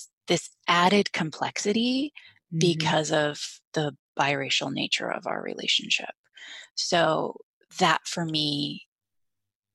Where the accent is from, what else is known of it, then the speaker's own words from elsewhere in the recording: Canada; now in Bay Area, United States; I'm from Canada originally. So my family's all still in Canada